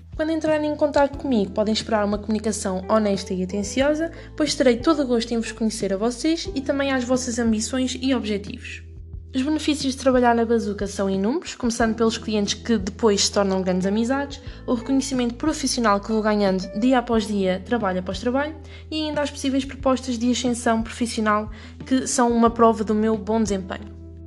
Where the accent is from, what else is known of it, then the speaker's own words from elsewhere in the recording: Ílhavo, Centro, Portugal; also born or lived in Viseu / Lisbon; sou natural de Ilhave, Aveiro